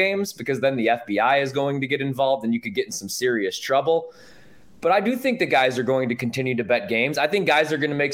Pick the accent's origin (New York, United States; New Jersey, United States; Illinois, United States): Illinois, United States; Joliet; I'm from Joliet